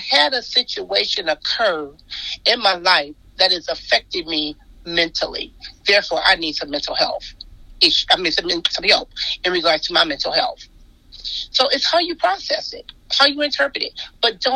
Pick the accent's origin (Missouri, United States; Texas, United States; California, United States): California, United States; Compton; I grew up in Compton